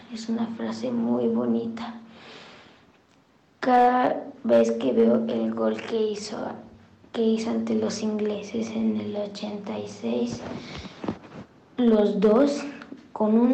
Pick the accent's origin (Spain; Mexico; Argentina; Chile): Mexico; tengo 11 años, y soy mexicano, pero mi papá es argentino.